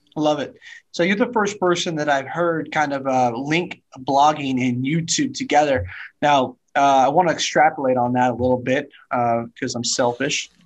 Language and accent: English; Napa, Sonoma, California, United States; also born or lived in Orange County / Santa Barbara / San Diego / Atlanta; now in Houston, United States; I grew up in the wine country, Napa, Sonoma, and California